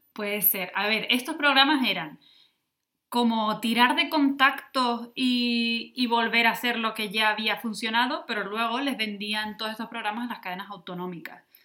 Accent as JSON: {"language": "Spanish", "area": "Lanzarote", "region": "Canary Islands", "country": "Spain", "moved": "yes", "lives_now": "Berlin, Germany", "said": "soy de Lanzarote y, espero poder volver algún día a Lanzarote"}